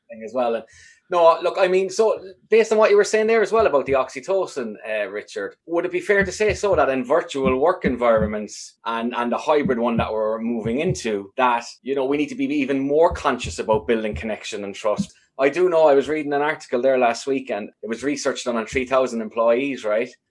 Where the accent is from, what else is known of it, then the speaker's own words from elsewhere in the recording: Ireland; having grown up in sort of a, a homogeneous enough society in Ireland